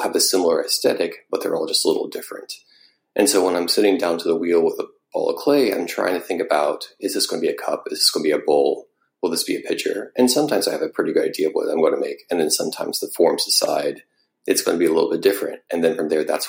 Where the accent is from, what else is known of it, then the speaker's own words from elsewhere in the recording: Missouri, United States; also born or lived in Northern Iowa; growing up in Missouri